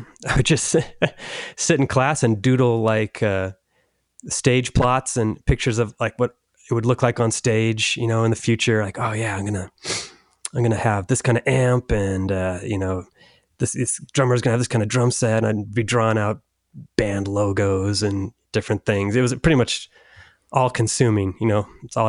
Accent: Orange County, California, United States; I'm from Orange County, California.

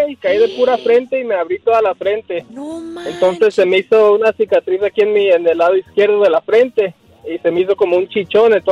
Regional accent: Guadalajara, Jalisco, Mexico; now in Riverside, United States; Sí, mire, yo soy de Guadalajara, ¿verdad?

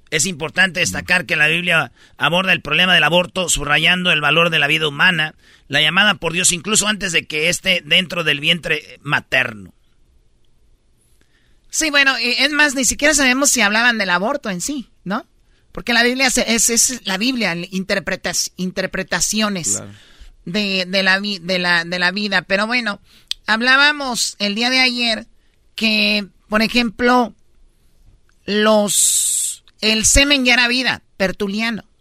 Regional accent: Guerrero, Mexico; now in Veracruz, Mexico; No, yo soy de Guerrero, mi hermana vive en Veracruz.

